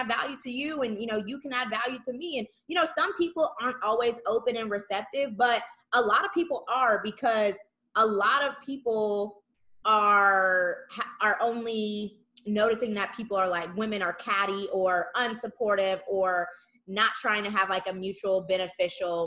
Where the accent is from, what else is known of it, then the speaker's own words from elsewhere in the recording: Saginaw, Michigan, United States; moved away as an adult; we're from Sag.